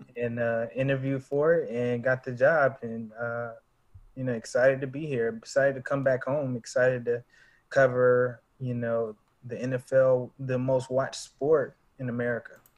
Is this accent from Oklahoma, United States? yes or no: no; Charlotte, North Carolina, United States; also born or lived in Durham; I'm originally from Charlotte, um, born and raised